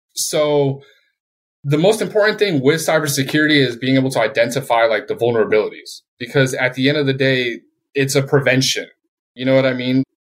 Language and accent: English; Colorado, United States; moved away as an adult; also born or lived in Puerto Rico / Japan / Philippines / Guam; I was born in Puerto Rico, and I was raised in Colorado.